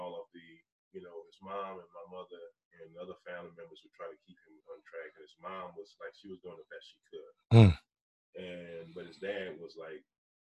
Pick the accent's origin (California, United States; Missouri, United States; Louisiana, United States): Louisiana, United States; New Iberia; moved away as an adult; also born or lived in Alabama; now in Indiana, United States; I'm originally from New Iberia, Louisiana. It's southwest Bayou country.